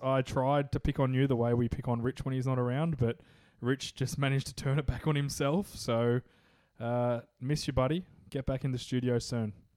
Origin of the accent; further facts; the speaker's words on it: Australia; accent: Aussie; my Aussie accent